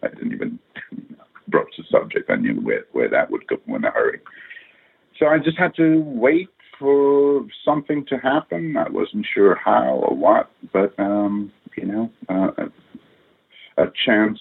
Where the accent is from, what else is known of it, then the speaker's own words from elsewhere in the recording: India; moved away; growing up in India